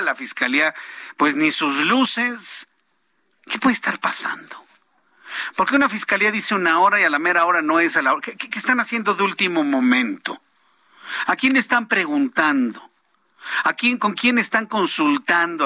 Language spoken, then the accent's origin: Spanish; Mexico; yo también soy un ciudadano mexicano también